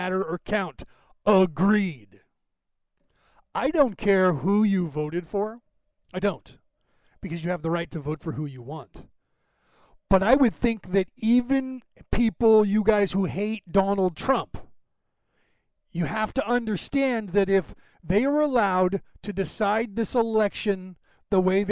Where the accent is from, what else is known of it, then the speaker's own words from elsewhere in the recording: United States; I was born in America